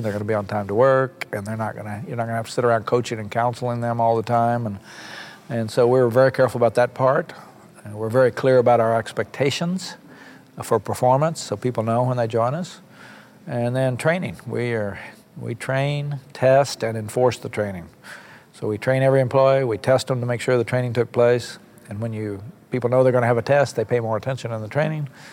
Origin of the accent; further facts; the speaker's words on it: Copan, Oklahoma, United States; moved away as an adult; also born or lived in Bartlesville, Oklahoma / Washington; I was born in Bartlesville, right down the street, and uh, I lived in Oklahoma for 20 years. Never left the state. Um, until I was 20 years old. Grew up on a little farm up in near the Kansas border in Copan, Oklahoma